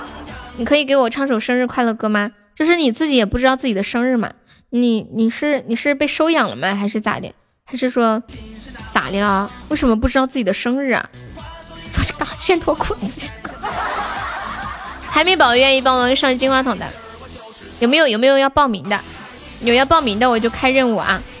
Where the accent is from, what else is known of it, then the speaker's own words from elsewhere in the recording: Sichuan, China; 对，我是四川的。